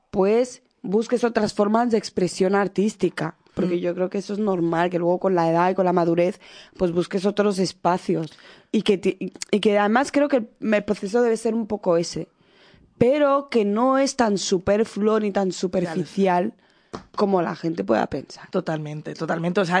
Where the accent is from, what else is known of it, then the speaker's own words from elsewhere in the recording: Equatorial Guinea; Y si encima yo sospechaba que podía ser de Guinea Ecuatorial, de mi país, ay, ¿de dónde eres?